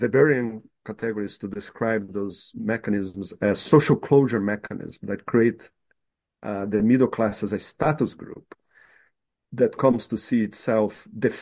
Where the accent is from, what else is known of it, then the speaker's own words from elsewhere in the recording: Brazil; moved away; my positionality as a white middle-class man when I grew up in Brazil